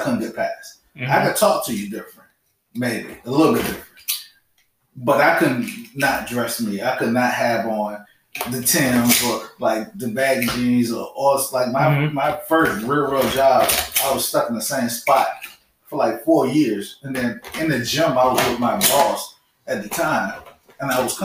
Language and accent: English; Richmond, Virginia, United States; I came from Richmond.